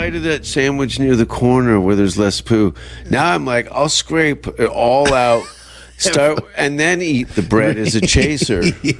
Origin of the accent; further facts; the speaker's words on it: Canada; accent: Canadian; They hear my accent, they think I've been in a motorcycle accident. Like, the Canadian accent doesn't really fly that well.